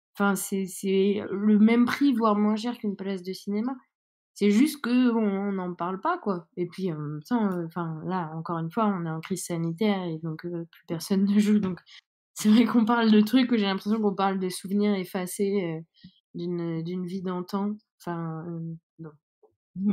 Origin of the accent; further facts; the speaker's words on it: Saint-Denis, Île-de-France, France; now in Strasbourg, France; moi j'habite maintenant à Strasbourg, mais là, par exemple, je suis à Saint-Denis et c'est donc là d'où je viens